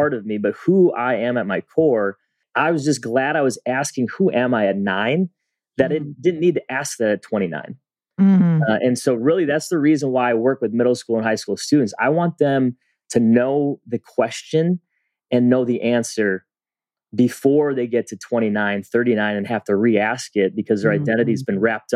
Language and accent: English; a suburb of Minneapolis, Minnesota, United States; I grew up in a suburb of Minneapolis, and at the time, it was primarily white